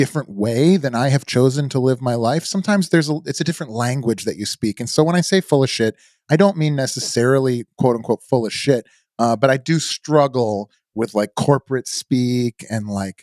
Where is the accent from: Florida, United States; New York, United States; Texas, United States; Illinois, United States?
Illinois, United States; outside of Chicago; moved away as an adult; now in Indiana Dunes, United States; I grew up outside of Chicago